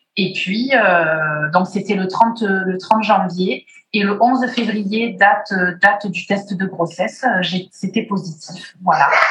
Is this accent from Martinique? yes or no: yes; Martinique; je suis née en Martinique